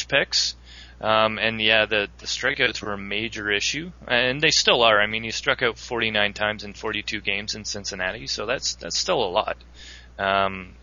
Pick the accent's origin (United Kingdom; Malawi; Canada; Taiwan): Canada